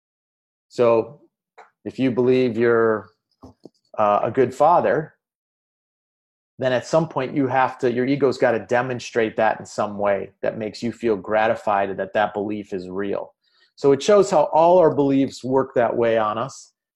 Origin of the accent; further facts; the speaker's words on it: Chicago, Illinois, United States; I'm from Chicago